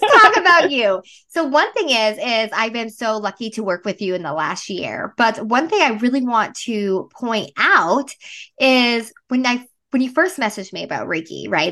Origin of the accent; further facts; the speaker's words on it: Northern Vermont, United States; I am originally from Vermont, Northern Vermont